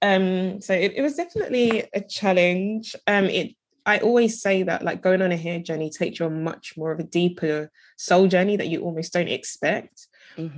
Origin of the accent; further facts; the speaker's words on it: London, United Kingdom; I live in the UK, I'm from London.